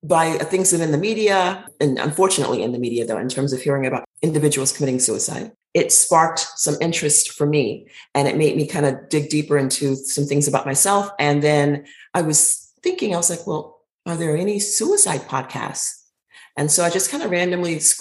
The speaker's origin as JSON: {"language": "English", "town": "New York City", "region": "New York", "country": "United States", "tie": "born or raised there", "also_born_or_lived": "Asheville, North Carolina", "moved": "yes", "lives_now": "Forest Acres, United States", "said": "Park Slope. I was raised in Park Slope, Brooklyn."}